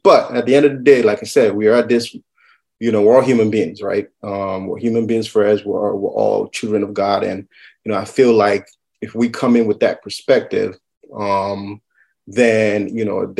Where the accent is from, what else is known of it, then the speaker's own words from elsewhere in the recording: Madison, Wisconsin, United States; born there; I am Nigerian American. I was born in Madison, Wisconsin. My parents came to the U.S. in 1980.